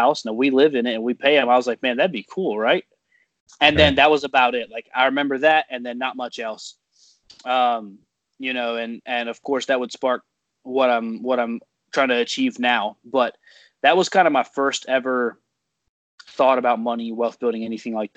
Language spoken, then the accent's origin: English; North Carolina, United States; also born or lived in Ohio; I was born in Ohio, and then I moved here to North Carolina, or my family moved here to North Carolina when I was 5 years old